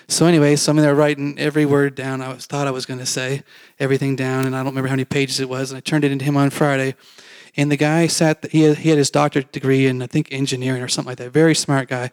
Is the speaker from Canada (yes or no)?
yes; Canada; moved away; I grew up in Canada